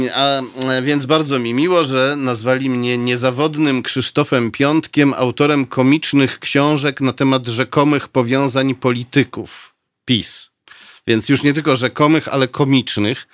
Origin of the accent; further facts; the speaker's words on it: Warsaw, Masovian Voivodeship, Poland; also born or lived in Pruszków; Potem jak zostałem urodzony, to zabrano mnie z powrotem do Warszawy